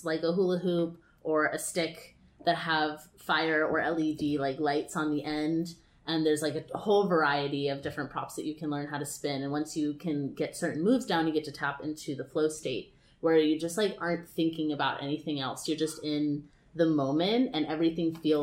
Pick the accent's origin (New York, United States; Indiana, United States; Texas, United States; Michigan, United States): Texas, United States; Austin; moved away as an adult; now in California, United States; I grew up in Texas, and I never thought that I would be living in California performing on stages in Hollywood for a living